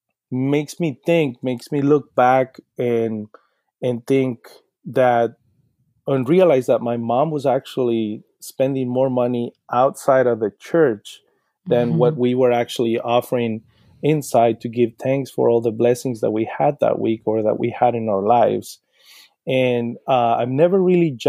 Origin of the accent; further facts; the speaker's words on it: Sinaloa, Mexico; English is a second language; moved away as an adult; now in Portland, United States; when I was growing up in Sinaloa, my mom used to take us to church